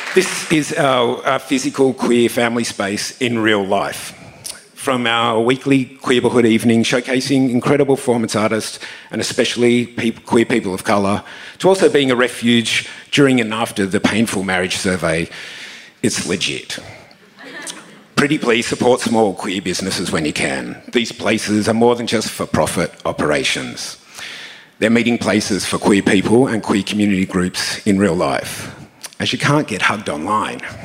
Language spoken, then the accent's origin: English; Tasmania, Australia; now in Sydney, Australia; Growing up in Tasmania